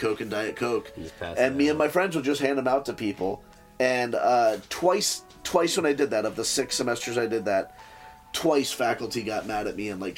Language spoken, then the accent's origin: English; Provo, Utah, United States; now in Oklahoma City, United States